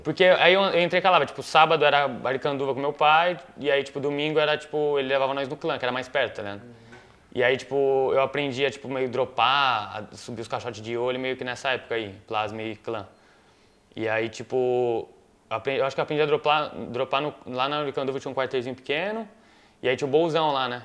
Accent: Itapecerica da Serra, São Paulo, Brazil; eu nasci em São Paulo, mas eu morava em Itapsirica ali, da Serra

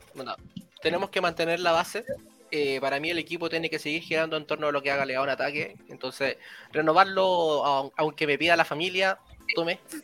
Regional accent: Chile; siendo chileno

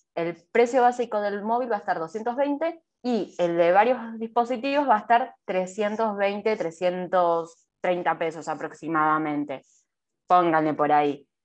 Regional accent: Argentina; nosotros somos de Argentina

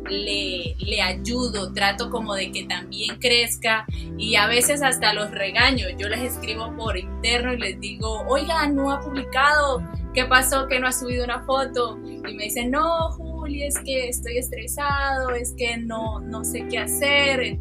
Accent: Cúcuta, Norte de Santander, Colombia; also born or lived in Santander; digamos que yo soy cucuteña también porque soy una mezcla entre la parte humangués, la parte eh, cucuteña, la parte de la costa, porque mi familia, prácticamente toda mi familia es de la costa

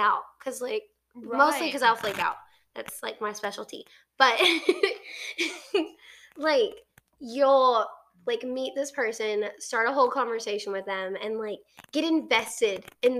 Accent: United States; I'm American

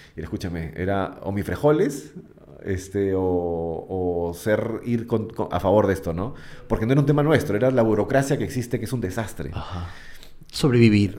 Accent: Peru; also born or lived in Argentina; estar en mi país

